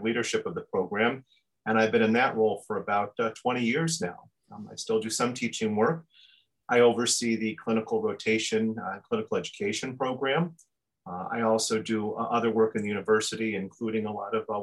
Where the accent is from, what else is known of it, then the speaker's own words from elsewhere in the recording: upstate New York, United States; moved away as an adult; now in Minnesota, United States; I'm actually from New York State. I grew up in upstate New York